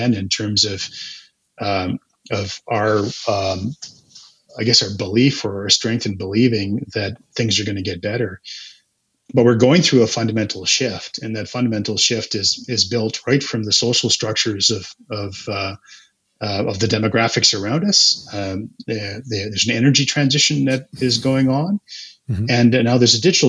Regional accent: Calgary, Alberta, Canada; also born or lived in Edmonton; I grew up in Calgary

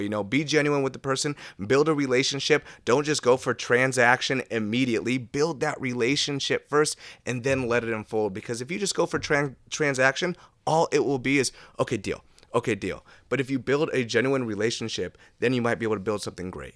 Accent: Seattle, Washington, United States; I'm from West Seattle

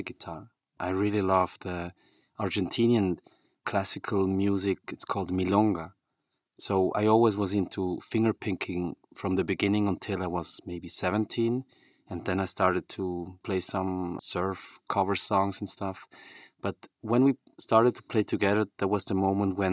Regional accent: Switzerland; We were born and raised in Switzerland.

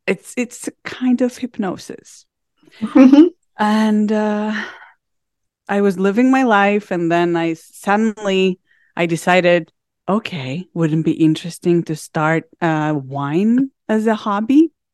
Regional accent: Heraklion, Crete, Greece; I was born and raised in Heraklion, the capital city of Crete.

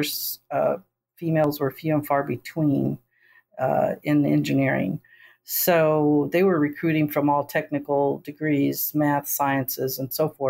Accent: Texas, United States; I'm from Texas

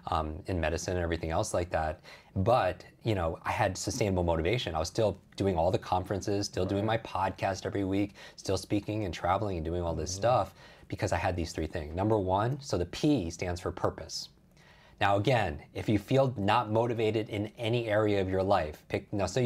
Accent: Northeast, United States; I grew up in the Northeast. I hate the cold, yeah.

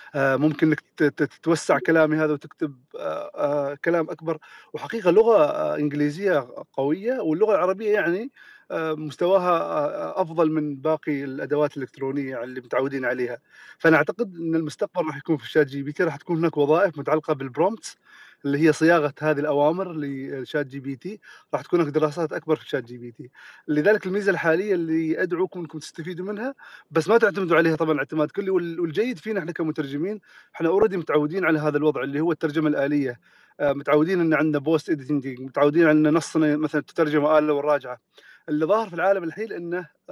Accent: Oman; عندنا في عمان

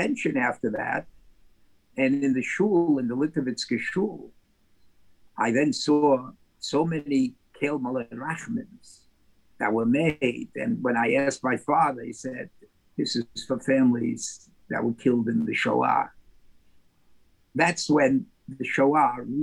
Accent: New York City, New York, United States; I was born on the Lower East Side of New York City.

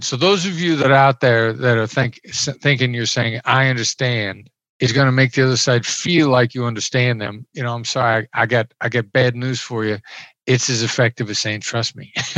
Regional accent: Iowa, United States; moved away; I grew up in Iowa. I'm a small town Iowa boy

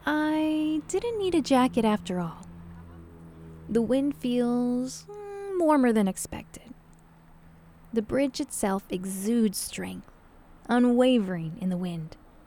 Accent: Los Angeles, California, United States; moved away as an adult; now in New York City, United States; I was born and raised in Los Angeles.

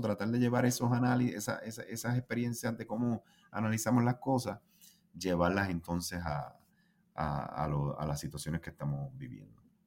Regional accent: Puerto Rico

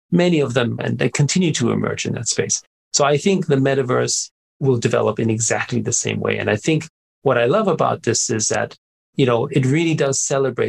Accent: Austria; I grew up in Austria

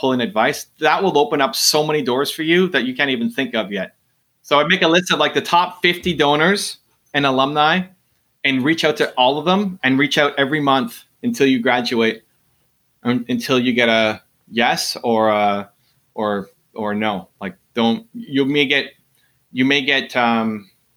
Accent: Canada; I'm Canadian

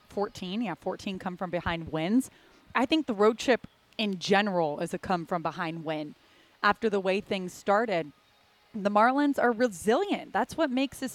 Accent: Palmetto Bay, Florida, United States; also born or lived in Syracuse, New York; growing up in South Miami in Palmetto Bay, Florida

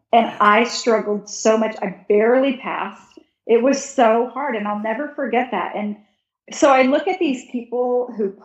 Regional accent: Texas, United States; born or raised there; moved away

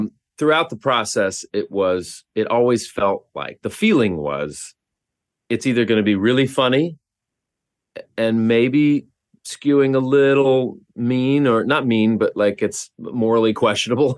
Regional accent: Oklahoma, United States; I grew up in Oklahoma

